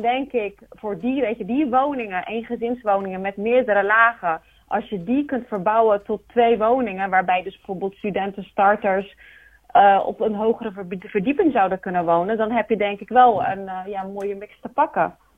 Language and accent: Dutch; Rotterdam, South Holland, Netherlands; now in Capelle aan den IJssel, Netherlands; Ik ben geboren en opgegroeid in Rotterdam